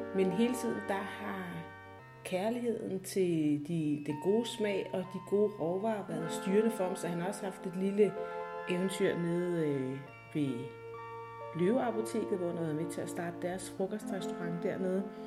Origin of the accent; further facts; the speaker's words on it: Næstved, Zealand, Denmark; moved away as an adult; also born or lived in Copenhagen; jeg er født og opvokset i Næstved